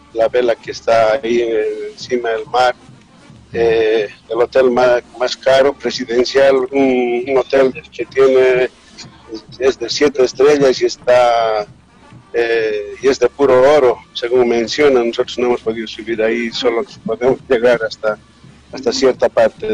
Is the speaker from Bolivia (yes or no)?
yes; Bolivia; somos ñeques